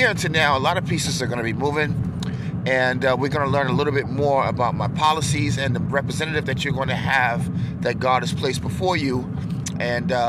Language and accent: English; New York, United States; I'm from New York